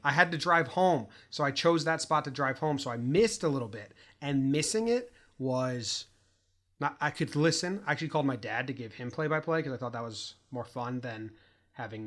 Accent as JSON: {"language": "English", "region": "Connecticut", "country": "United States", "moved": "yes", "lives_now": "California, United States", "said": "We're from Connecticut, high school friends"}